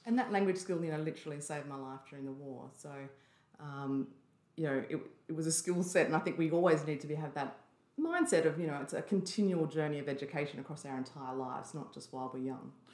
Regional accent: Byron Bay, New South Wales, Australia; grew up in a little place called Austinville, which is just in the hinterland of Byron Bay

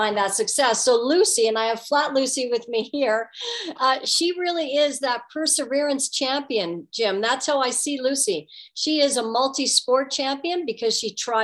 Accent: Guelph, Ontario, Canada; growing up in Guelph, Ontario

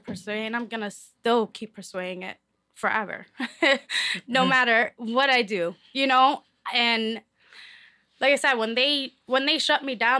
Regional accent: Lowell, Massachusetts, United States; You love your city. I'm from Lowell, Mass.

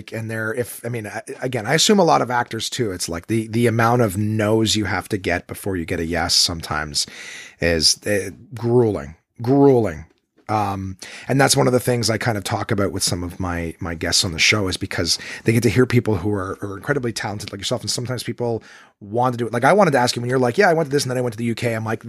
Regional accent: Canada; Like, you know, we're all Canadian.

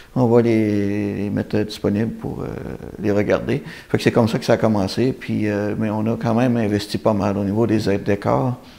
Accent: Saint-Jean-Port-Joli, Quebec, Canada; on est originaire de Saint-Jean-Port-Joli

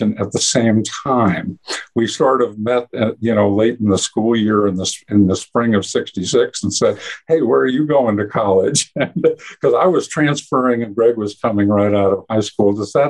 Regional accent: Northern New Jersey, United States; Well, we grew up in the Northeast and Northern New Jersey of all places

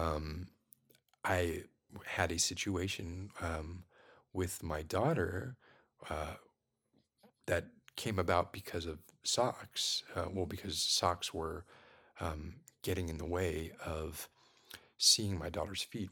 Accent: Miami, Florida, United States; was born and raised in Miami

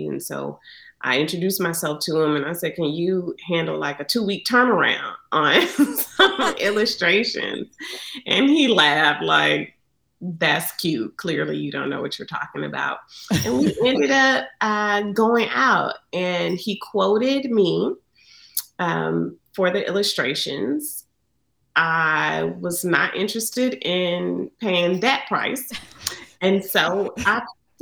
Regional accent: Montgomery, Alabama, United States; I'm born and raised in Montgomery, Alabama

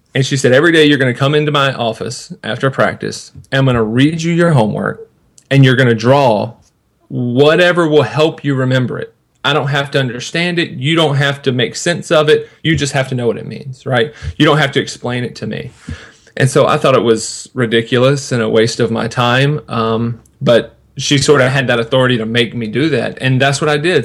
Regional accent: Sanford, North Carolina, United States; I was born in in North Carolina, in a little town called Sanford, and from kindergarten until the time I graduated high school, I went to the same Christian school

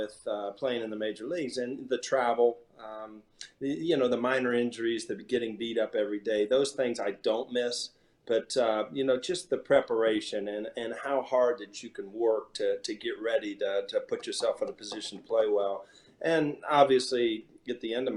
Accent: Columbus, Ohio, United States; I'm from Columbus, Ohio.

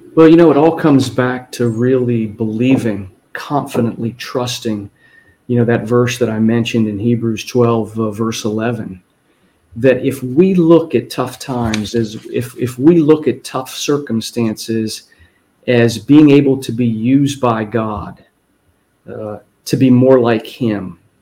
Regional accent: Ohio, United States; I go back to my hometown in Ohio

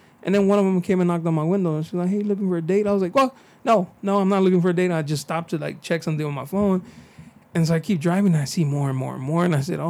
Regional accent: San Diego, California, United States; I'm from San Diego

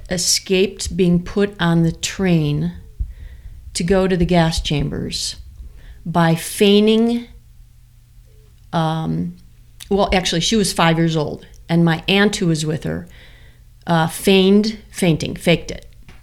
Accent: Highland Park, Illinois, United States; also born or lived in Springfield, Illinois / Northbrook, Illinois; Actually, I was born and raised outside of Chicago.

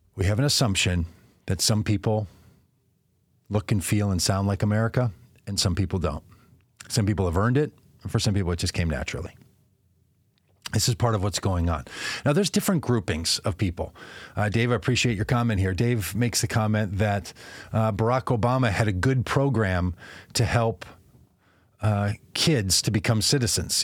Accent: Minnesota, United States; moved away as an adult; also born or lived in Texas; as a Minnesotan, as somebody who was registered and born and licensed in Minnesota

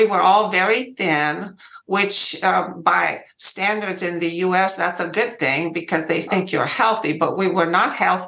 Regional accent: Romania; English is a second language; moved away as an adult; now in United States; I was born in Romania, and I lived there for 20 years.

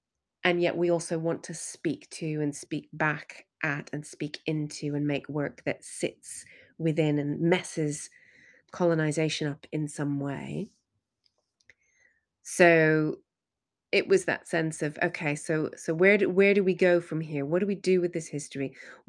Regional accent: Western Canada, Canada; I'm originally from Canada, from Western Canada, but first generation of immigrant parents.

